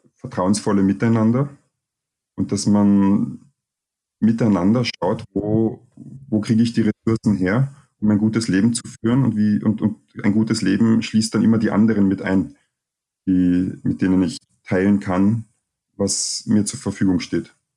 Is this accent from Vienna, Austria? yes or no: yes; Vienna, Austria; also born or lived in Cottbus, Germany; ich komme aus Deutschland, bin aber nicht lange dort gewesen. Und meine Eltern sind dann nach Österreich gezogen, wo ich mhm. Jahre alt war und eigentlich die meiste Zeit meines Lebens hier in Wien aufgewachsen bin und mich als Österreicher erlebe